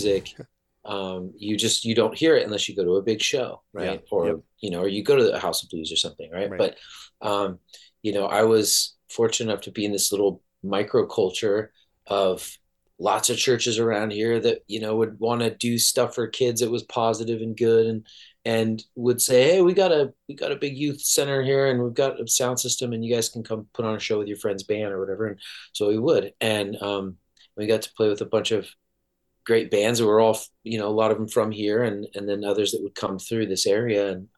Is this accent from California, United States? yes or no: yes; South Orange County, California, United States; I grew up in South Orange County in California